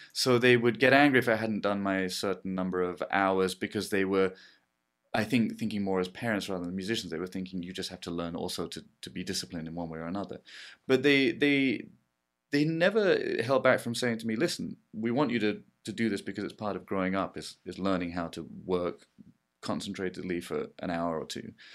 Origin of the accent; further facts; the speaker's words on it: England, United Kingdom; I'm English